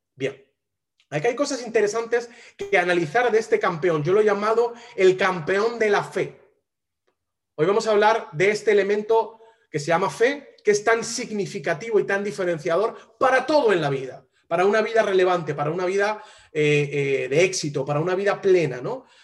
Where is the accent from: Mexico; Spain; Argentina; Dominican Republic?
Spain; Yo soy español